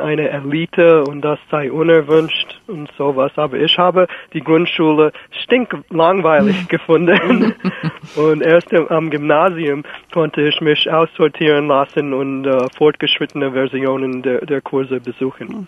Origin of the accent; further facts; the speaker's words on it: New York, United States; moved away; ich komme aus New York